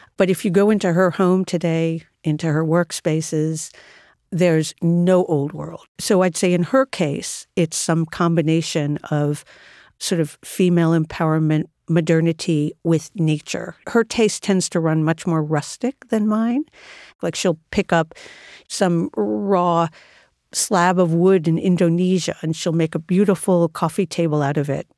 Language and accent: English; New York City, New York, United States; I spent my entire life in and around New York City